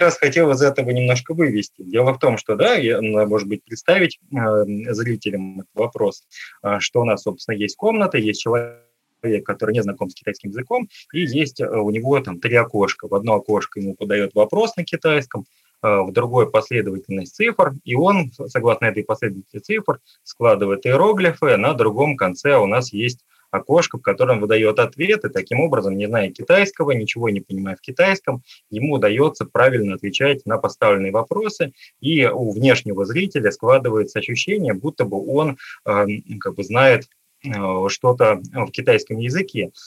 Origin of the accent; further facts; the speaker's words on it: Khimki, Moscow Oblast, Russia; я сам родился в городе Герои Химки, а, под Москвой. А, и, в общем, там провел свое детство